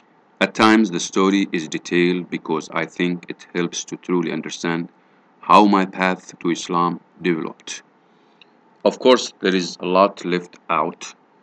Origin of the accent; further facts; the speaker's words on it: San Anselmo, California, United States; I was born in San Francisco, California, and raised in a Bay Area suburb. My small town, Anselmo, pop, about 14,000 last I checked, was a mostly white upper middle class Christian community.